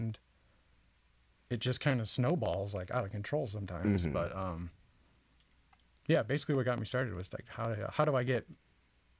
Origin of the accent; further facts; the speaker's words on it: Indiana, United States; moved away; I grew up in Indiana